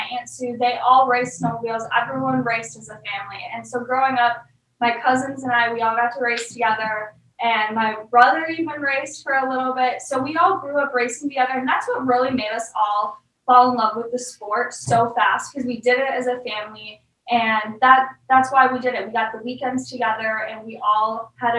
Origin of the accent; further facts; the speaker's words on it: Eagle River, Wisconsin, United States; Where I grew up in Eagle River, I'm so thankful I got to grow up there.